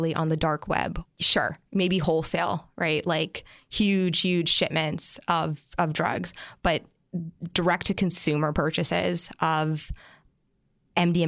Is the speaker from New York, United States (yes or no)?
yes; Dobbs Ferry, New York, United States; moved away as an adult; now in Silicon Valley, United States; I grew up in Dobbs Ferry, New York, same small three-mile town as Mark Zuckerberg.